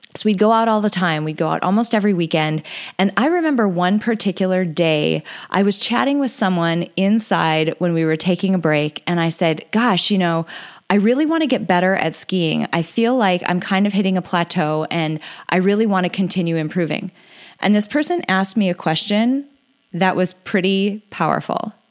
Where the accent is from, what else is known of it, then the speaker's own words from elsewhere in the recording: North Dakota, United States; I'm from North Dakota